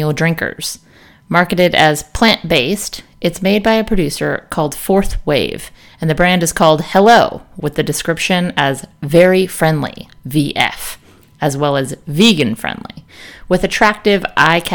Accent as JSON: {"language": "English", "region": "northern California", "country": "United States", "tie": "born or raised there", "said": "Somewhat near my hometown"}